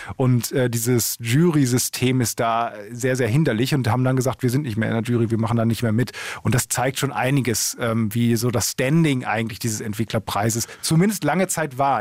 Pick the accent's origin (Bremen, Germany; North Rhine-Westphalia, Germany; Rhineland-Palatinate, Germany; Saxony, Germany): North Rhine-Westphalia, Germany; Essen; in meiner Heimatstadt in Essen